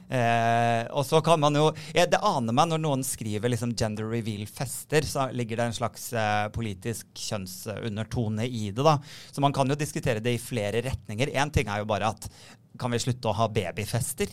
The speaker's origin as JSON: {"language": "Norwegian", "town": "Sandefjord", "region": "Vestfold", "country": "Norway", "moved": "yes", "said": "Jeg er hjemme i Sandefjord hos mm. foreldrene mine."}